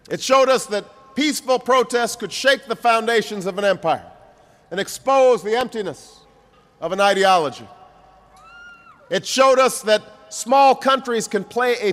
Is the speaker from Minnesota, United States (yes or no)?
no; Chicago, Illinois, United States; learned over many years to appreciate the good company and the good humor of the Czech people in my hometown of Chicago.